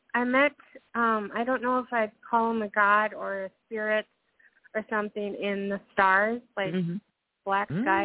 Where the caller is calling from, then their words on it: Minnesota, United States; I'm calling from Minnesota.